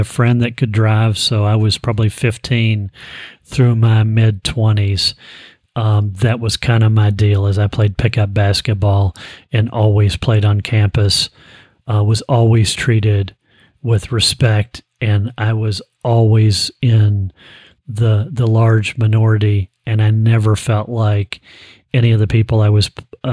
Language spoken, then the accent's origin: English; Frankfort, Kentucky, United States; I grew up in Frankfort, Kentucky.